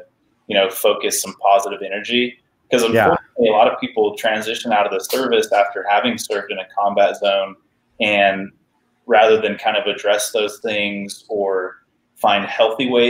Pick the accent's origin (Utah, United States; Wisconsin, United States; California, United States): Utah, United States; moved away as an adult; now in Texas, United States; I grew up in Utah, so there was lots of nice riding